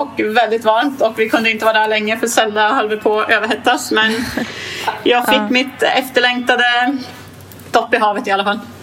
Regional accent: Gävle, Gävleborg County, Sweden; jag är från Gävle

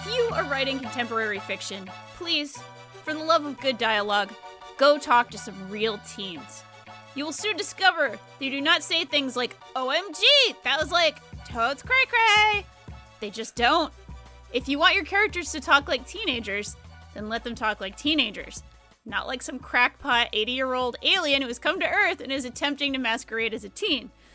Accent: Rhode Island, United States; moved away; I didn't grow up in a small town, but I grew up in Rhode Island

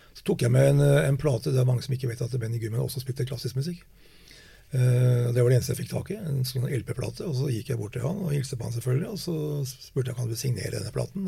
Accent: Norway; vi oppfatter oss selv som nordmenn

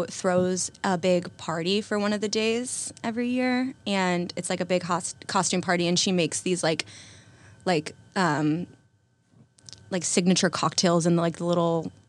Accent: North Carolina, United States; like I still think of the seasons the way I thought of them when I was growing up in North Carolina.

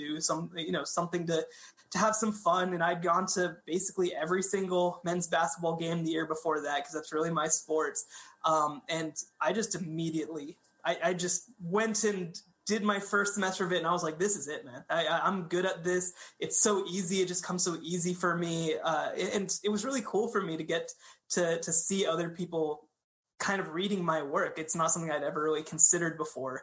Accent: Coppell, Texas, United States; I'm from Coppell, Texas, up in the Metroplex.

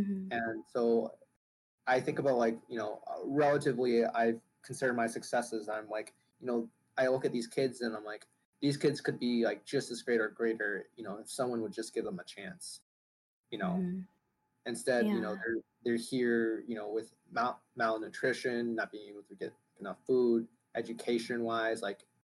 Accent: Hanoi, Vietnam; born there; so we flew in at the end for just a short trip to Vietnam, where I was born in Hanoi

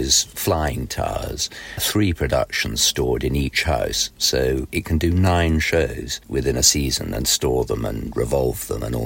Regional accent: England, United Kingdom; we English tended to learn our lines during the rehearsal period

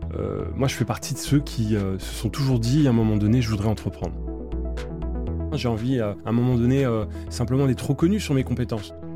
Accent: Seine-Saint-Denis, Île-de-France, France; Moi, j'ai grandi en Seine-Saint-Denis.

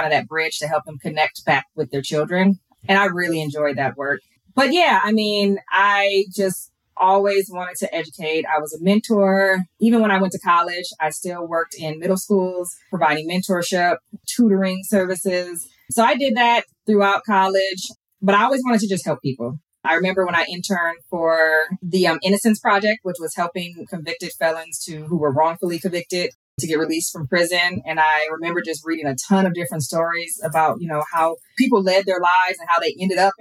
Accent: Minneapolis, Minnesota, United States; moved away as an adult; also born or lived in Elk River, Minnesota; now in Fort Worth, United States; I was born and raised in Minnesota. I'm now in Texas

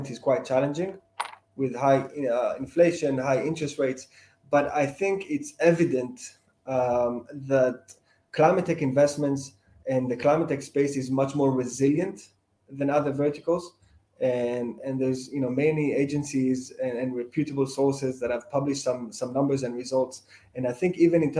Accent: Israel; moved away as an adult; also born or lived in United States; now in London, United Kingdom; I've lived in a few different places, but most of my childhood, I lived in Israel

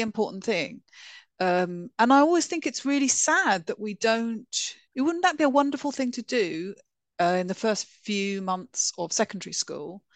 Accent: London, United Kingdom; I grew up in northwest London. I grew up in Golders Blinking Green

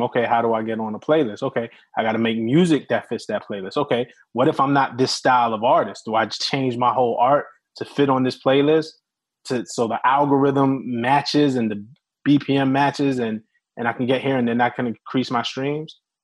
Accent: New York City, New York, United States; we're both from Brooklyn

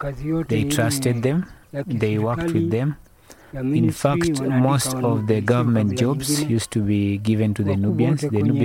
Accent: Lindi, Nairobi, Kenya; I am born and bred in Lindi. I am 82 years of age.

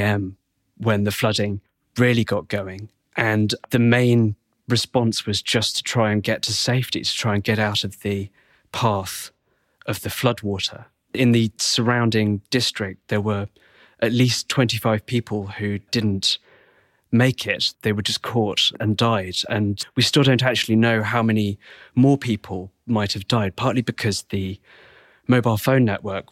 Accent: United Kingdom; I grew up in the Severn Valley, very near the Welsh border, which is pretty well known for flooding

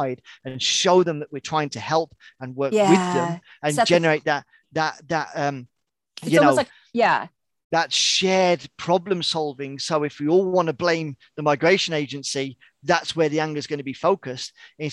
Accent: United Kingdom; also born or lived in far north of Sweden; now in Sweden; obviously I'm British, but I live in the far north of Sweden

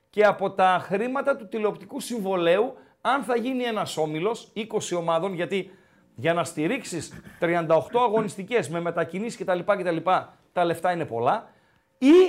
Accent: Kastoria, Western Macedonia, Greece; now in Thessaloniki, Greece; Όχι, από εκεί είμαι, από Καστοριά παίρνω.

